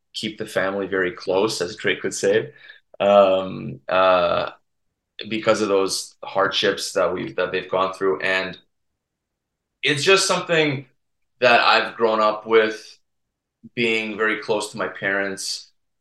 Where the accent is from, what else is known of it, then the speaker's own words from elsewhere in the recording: Serbia; we're all family in Serbia